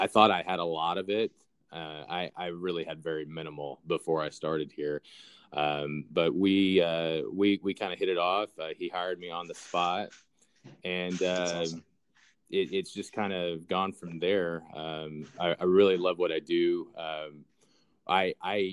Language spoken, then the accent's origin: English; Southwest Missouri, United States; I grew up in the Southwest Missouri area